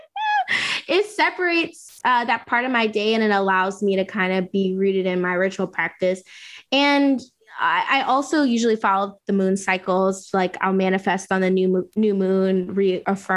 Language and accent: English; Southern Louisiana, United States; I grew up in Southern Louisiana from, you know, Creole background